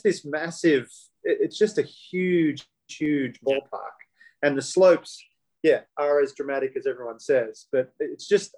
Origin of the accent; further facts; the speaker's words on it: Australia; me being an Australian